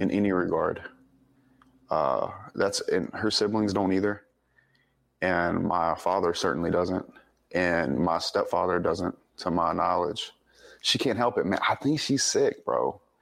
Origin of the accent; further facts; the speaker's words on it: Denham Springs, Louisiana, United States; also born or lived in Monroe, Louisiana; I was born up in Monroe, but I grew up in a little town called Denham Springs, Louisiana, uh, just outside of Baton Rouge